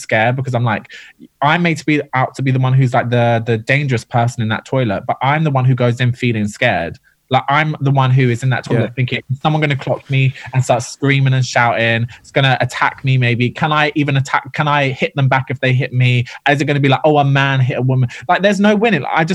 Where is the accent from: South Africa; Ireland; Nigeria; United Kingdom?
Ireland; We're both Irish